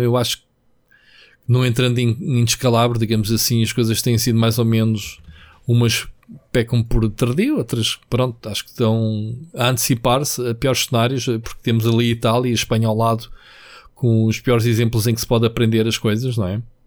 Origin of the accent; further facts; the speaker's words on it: Trafaria, Lisbon, Portugal; Quando era puto, eu morava na Trafaria